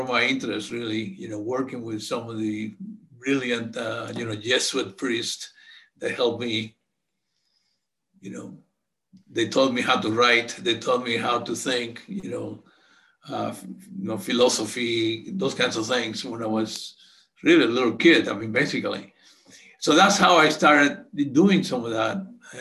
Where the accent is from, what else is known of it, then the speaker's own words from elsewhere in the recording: Santo Domingo, Distrito Nacional, Dominican Republic; moved away; I grew up in Santo Domingo, Dominican Republic.